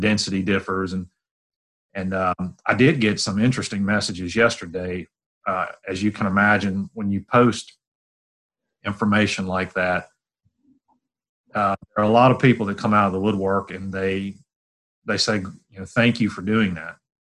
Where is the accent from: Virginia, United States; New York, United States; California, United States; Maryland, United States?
Virginia, United States; moved away as an adult; also born or lived in Starkville, Mississippi / Louisiana; I grew up in Virginia, kind of in the central part